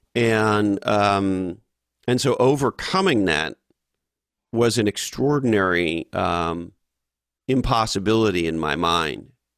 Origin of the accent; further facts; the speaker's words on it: Canada; I grew up in Canada